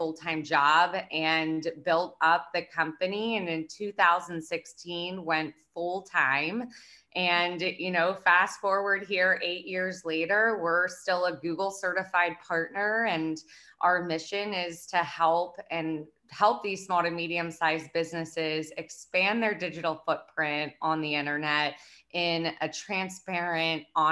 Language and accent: English; Lancaster, Pennsylvania, United States; I'm originally from Lancaster, Pennsylvania. It's a, you know, big farm town.